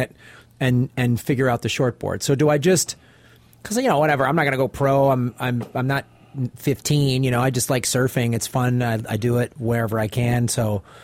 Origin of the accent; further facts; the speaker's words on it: Midwest, United States; moved away; I grew up in the Midwest, so I didn't grow up surfing